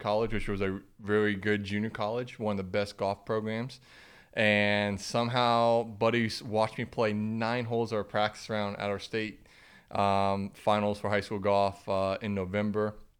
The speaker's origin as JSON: {"language": "English", "town": "Grant", "region": "Florida", "country": "United States", "tie": "born or raised there", "said": "growing up in Grant, Florida"}